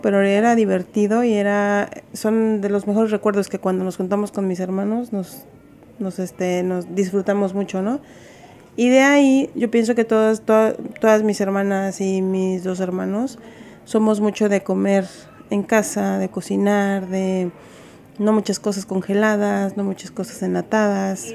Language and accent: Spanish; Cuernavaca, Morelos, Mexico; moved away as an adult; now in Berkeley, United States; soy de Cuernavaca, Morelos